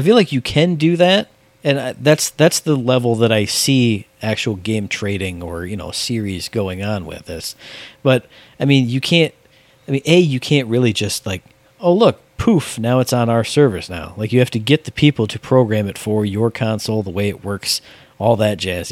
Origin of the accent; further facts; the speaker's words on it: United States; I'm an American